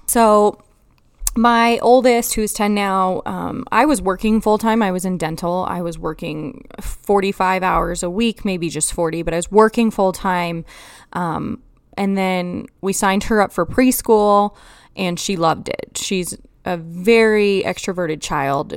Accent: Colorado, United States; I grew up in Colorado and I was in, like, third grade when Columbine happened

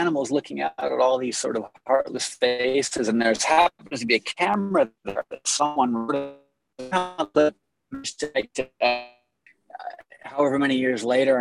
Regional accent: Los Angeles, California, United States; I was born and raised in Los Angeles

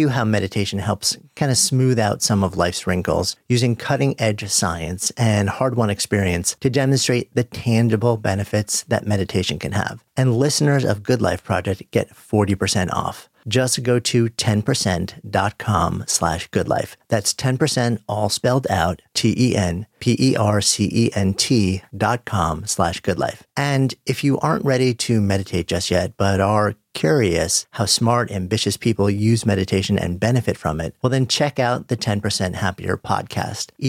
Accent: North Carolina, United States; also born or lived in Greensboro, North Carolina; Grew up in North Carolina. That's correct. Uh, Greensboro. Greensboro, Winston-Salem actually. I was born in Greensboro

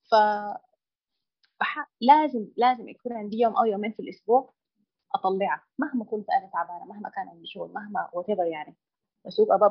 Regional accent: Sudan; العاجباني في في بلدنا السودان الجانب الديني او الالتزام

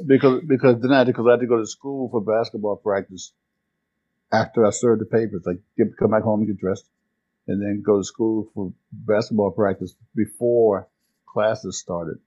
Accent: Washington, District of Columbia, United States; I was born in Washington, D.C. in 1951 in an area called Marshall Heights

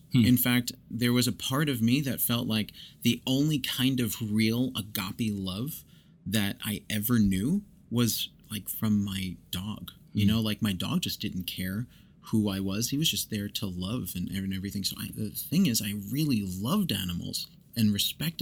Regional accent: New York, United States; now in Oklahoma, United States; I grew up in New York

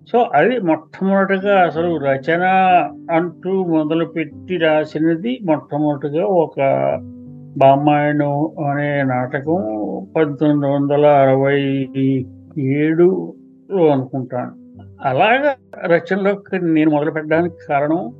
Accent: Kakinada, Andhra Pradesh, India; నేను కాకినాడలో పుట్టి పెరిగాను అక్కడ సాహిత్య వాతావరణం బాగుండేది చిన్నప్పుడు అన్ని చూసేవాళ్ళం పెరిగేవాళ్ళం

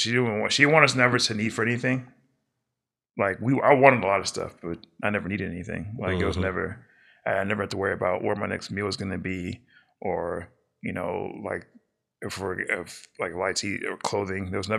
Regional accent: Houston, Texas, United States; born there; I was born in Houston.

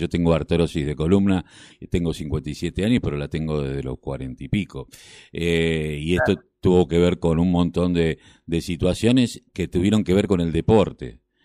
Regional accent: Argentina

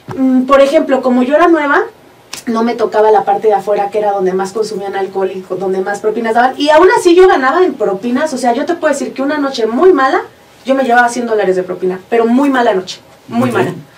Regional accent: Hidalgo, Mexico; also born or lived in Mexico City; nací en la Ciudad de México. Pero toda mi vida me crié en Hidalgo

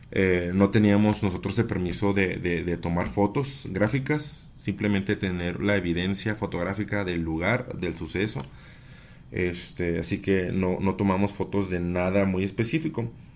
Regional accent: Chihuahua, Mexico; soy de Chihuahua Capital

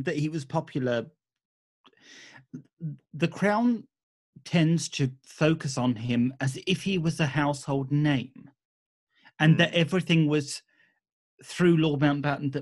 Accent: United Kingdom; we were as British people

